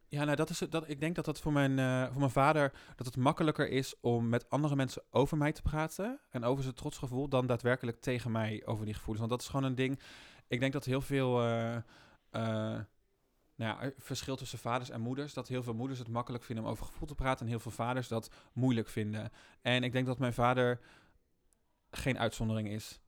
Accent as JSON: {"language": "Dutch", "town": "Rotterdam", "region": "South Holland", "country": "Netherlands", "said": "Ik kom uit Rotterdam natuurlijk"}